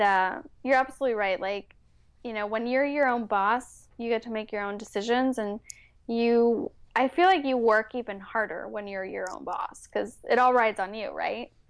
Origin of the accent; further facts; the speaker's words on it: Bay Area, California, United States; first language Spanish; English is a second language; moved away as an adult; also born or lived in Mexico City, Mexico; now in San Diego, United States; I basically grew up in the Bay Area